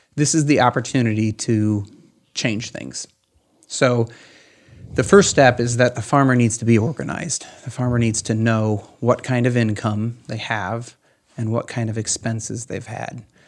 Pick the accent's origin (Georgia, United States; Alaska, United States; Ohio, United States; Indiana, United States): Ohio, United States; Van Wert County; also born or lived in Columbus, Ohio; I'm here from Van Wert County